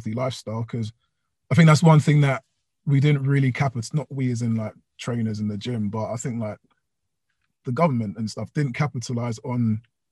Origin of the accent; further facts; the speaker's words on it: London, United Kingdom; I did my little stretch through Ealing, which is in West London, which is my hometown